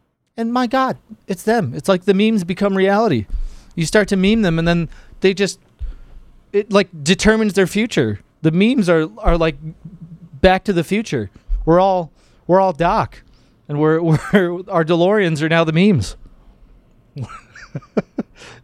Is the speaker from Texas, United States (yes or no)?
no; Michigan, United States; Michigan. I'm from Michigan